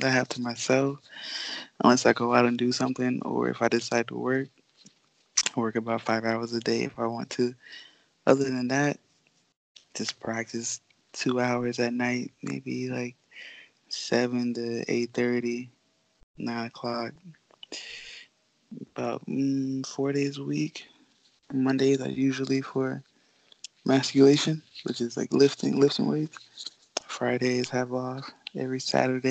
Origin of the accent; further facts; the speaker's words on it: Florida, United States; also born or lived in Bahamas; I just grew up in Florida